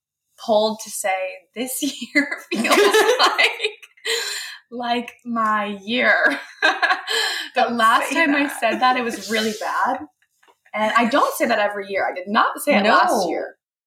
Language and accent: English; San Diego, California, United States; also born or lived in Temecula; Like I was kind of from San Diego, kind of from Temecula area. And then I lived in LA for college.